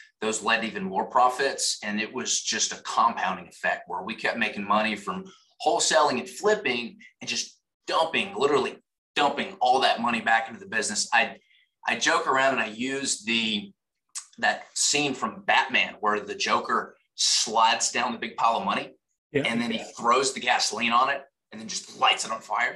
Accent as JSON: {"language": "English", "town": "Nashville", "region": "Tennessee", "country": "United States", "said": "I'm from Nashville, Tennessee"}